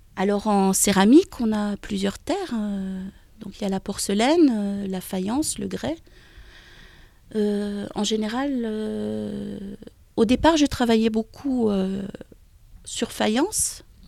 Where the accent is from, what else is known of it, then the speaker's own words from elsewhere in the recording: near Dijon, eastern France, Bourgogne-Franche-Comté, France; also born or lived in Pont-Scorff, Brittany; now in Brittany, France; je suis née dans l'Est, à côté de Dijon, et il y a une école qui, qui est juste à côté de chez moi